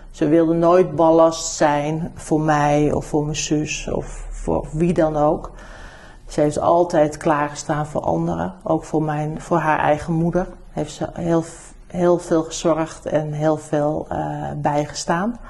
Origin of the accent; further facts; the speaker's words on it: New Zealand; born there; Ik ben niet in Nederland geboren, ik ben in Nieuw-Zeeland geboren. Mijn eh, ouders zijn eh, geëmigreerd geweest samen.